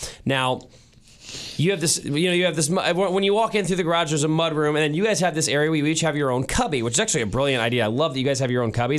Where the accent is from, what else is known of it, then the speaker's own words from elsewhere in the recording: St. Louis, Missouri, United States; now in Kansas City, United States; Now, Mrs. Keller and I am originally from St. Louis. My wife originally from Chicago. We live in Kansas City now, so we don't have family in town.